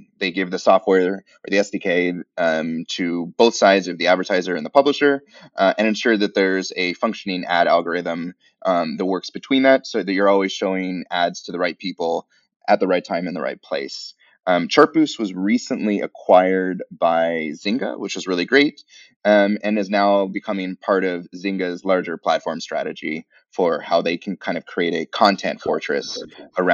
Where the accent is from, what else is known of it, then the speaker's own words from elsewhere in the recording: San Francisco, California, United States; moved away; I've been living in the U.S. my entire life. I grew up in San Francisco